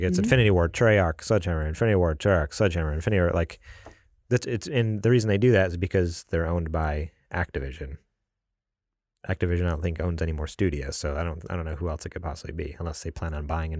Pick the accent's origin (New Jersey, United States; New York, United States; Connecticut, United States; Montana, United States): New York, United States; I'm from New York.